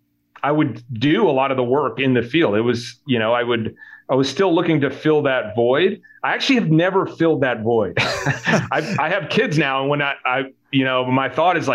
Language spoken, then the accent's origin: English; Connecticut, United States; I grew up in Connecticut, in a small town called Roway in Connecticut.